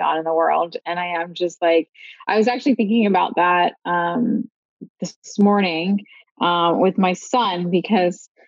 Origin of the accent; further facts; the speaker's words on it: Philadelphia, Pennsylvania, United States; I'm from Philly